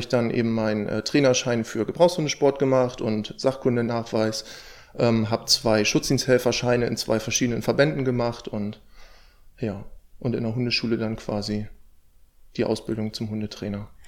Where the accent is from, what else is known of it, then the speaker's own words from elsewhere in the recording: near Stade, Lower Saxony, Germany; ich komme aus der Nähe von Stade